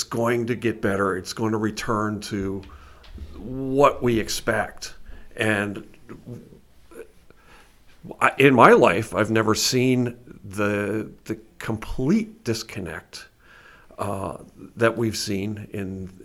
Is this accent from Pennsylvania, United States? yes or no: yes; Pennsylvania, United States; I grew up in here in Pennsylvania